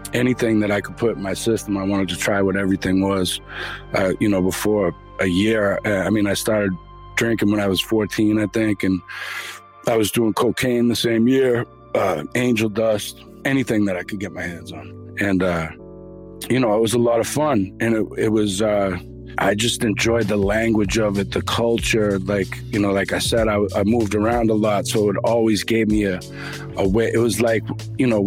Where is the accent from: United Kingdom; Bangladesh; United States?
United States; Boston, Massachusetts; I'm from Boston, Dorchester originally. I moved around a lot all over the city as a kid